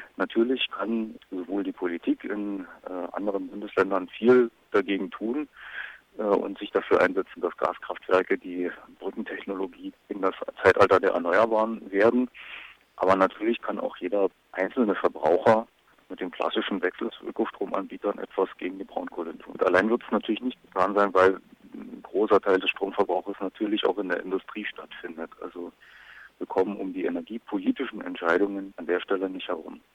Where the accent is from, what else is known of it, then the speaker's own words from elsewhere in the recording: Lusatia, Germany; bei uns in der Lausitz